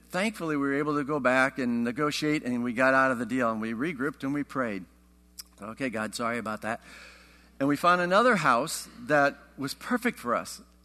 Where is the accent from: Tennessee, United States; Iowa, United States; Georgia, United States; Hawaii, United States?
Iowa, United States; I grew up in Iowa